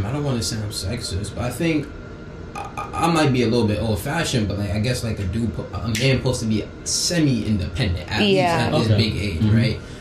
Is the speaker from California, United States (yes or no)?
no; New York, United States; I'm from New York